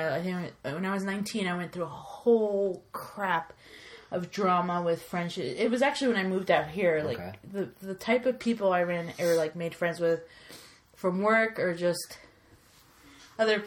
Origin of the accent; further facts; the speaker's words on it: New York, United States; moved away; I'm originally from New York, so I had a lot of friends in New York, like from high school classmates